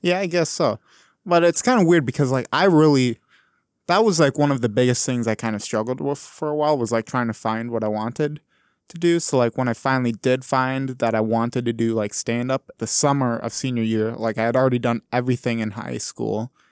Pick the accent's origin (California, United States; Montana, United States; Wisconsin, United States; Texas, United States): Wisconsin, United States; Wausau; I'm from Wisconsin originally here, but I'm from like mid-sized town called Wausau